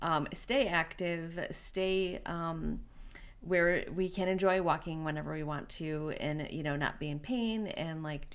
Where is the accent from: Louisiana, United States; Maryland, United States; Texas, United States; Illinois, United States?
Illinois, United States; Chicago; we're both from Chicago.